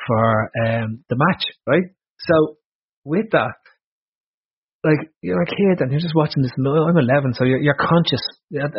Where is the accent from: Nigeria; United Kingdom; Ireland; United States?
Ireland; as an Irish kid